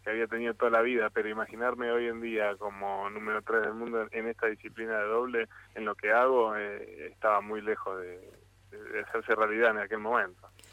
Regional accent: Mar del Plata, Buenos Aires Province, Argentina; moved away; la ciudad donde nací, la ciudad donde me dio crecer y, donde aprendí y hice todos mis amigos

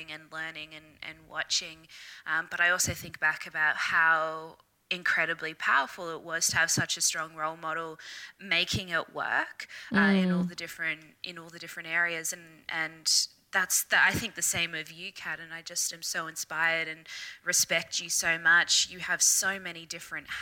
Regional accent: Brisbane, Queensland, Australia; I am Brisbane, Australia, born and bred

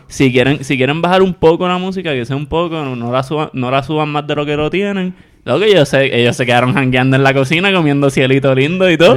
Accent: Puerto Rico; como somos todos los puertorriqueños

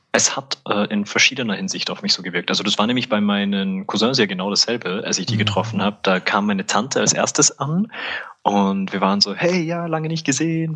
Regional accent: Salzburg, Austria; also born or lived in Vienna; now in Innsbruck, Austria; bin ich halt in Salzburg aufgewachsen

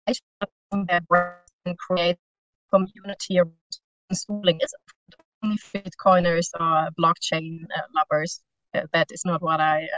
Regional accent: Germany; now in Spain; I'm from Germany, I live in Spain

